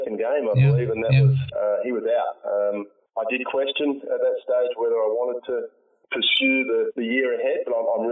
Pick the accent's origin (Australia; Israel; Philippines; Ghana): Australia; Perth, Western Australia; I want to see Perth win because it's my hometown